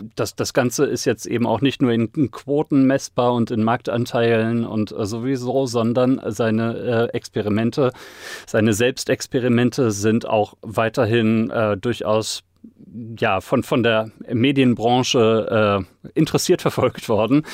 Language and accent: German; Sauerland, North Rhine-Westphalia, Germany; ich komme aus dem Sauerland, Woll